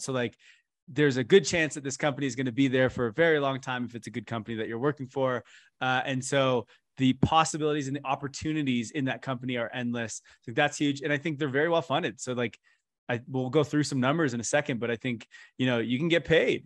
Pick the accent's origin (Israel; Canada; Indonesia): Canada; I'm from Canada